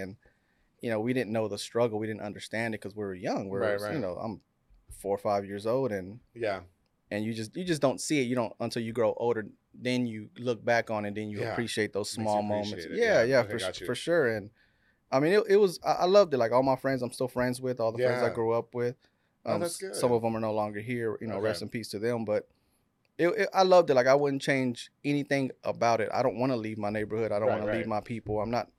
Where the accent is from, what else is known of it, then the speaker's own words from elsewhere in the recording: Waco, Texas, United States; Yeah, so we're from South Waco. Yeah. We our neighbors were South Terrace. So growing up, you know, I had a lot of black friends, and that black culture sort of.